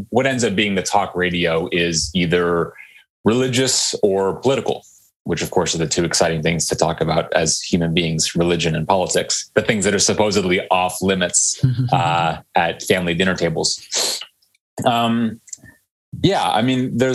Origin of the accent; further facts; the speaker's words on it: Silicon Valley, California, United States; I grew up in in Silicon Valley and in the 90s